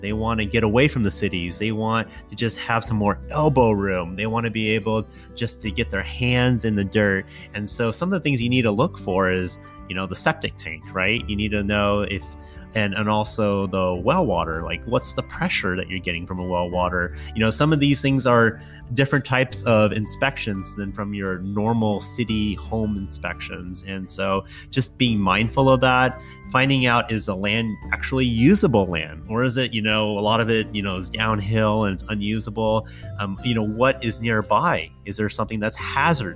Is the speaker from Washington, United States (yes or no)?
no; San Jose, California, United States; also born or lived in East Bay; I grew up in San Jose in the city